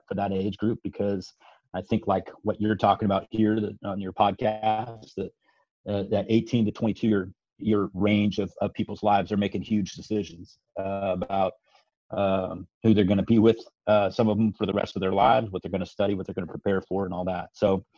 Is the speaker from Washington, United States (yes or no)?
yes; Seattle, Washington, United States; moved away as an adult; also born or lived in California / Boulder, Colorado / New Jersey / Tennessee; now in Sacramento, United States; So I grew up in Seattle, Washington, was the son of a university professor and an atheist for a good chunk of my life